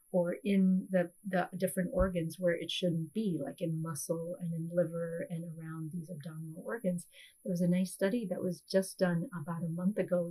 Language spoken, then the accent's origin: English; India; now in United States; being South Asian myself, um, being an Indian immigrant